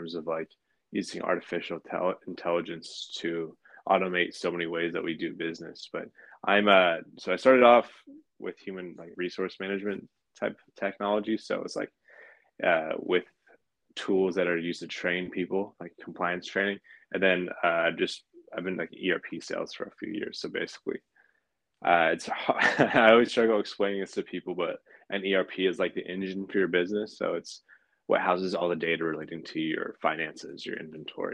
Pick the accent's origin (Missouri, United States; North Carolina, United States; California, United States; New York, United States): California, United States; Pacifica; also born or lived in San Francisco; I was born in San Francisco, but I grew up in a sleepy beach town just a few miles south of it called Pacifica